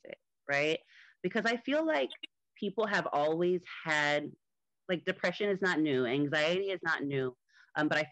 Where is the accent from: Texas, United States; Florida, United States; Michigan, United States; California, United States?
Florida, United States; Miami; moved away as an adult; now in Atlanta, United States; I am originally from Miami, Florida in the United States. I recently moved to Atlanta